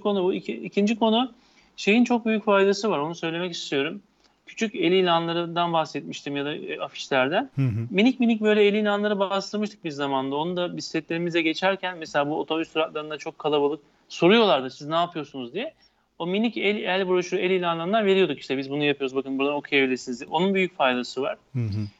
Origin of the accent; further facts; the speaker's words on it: İzmir, Turkey; ben bir İzmirli olarak üniversitede hani her soruya her türlü cevap vermek için atılan bir tiptim